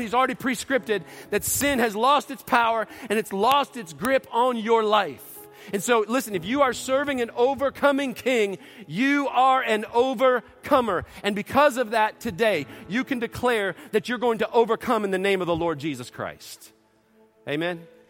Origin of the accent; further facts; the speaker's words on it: outside of Detroit, Michigan, United States; moved away; when we were growing up in Detroit, outside of Detroit